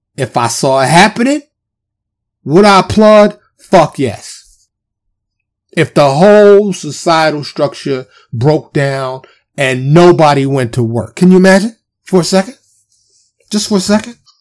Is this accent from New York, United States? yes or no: yes; New York, United States; I'm from New York